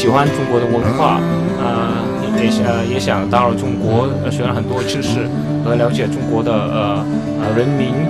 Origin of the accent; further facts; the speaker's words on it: Vietnam; Chinese is a second language; moved away as an adult; now in China; 我是越南的。